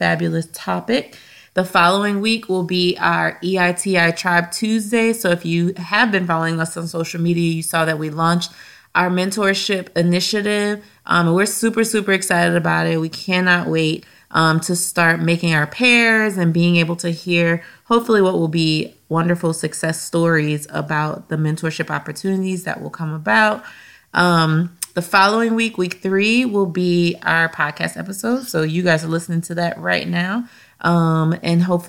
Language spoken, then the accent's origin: English; Louisiana, United States; we're from Louisiana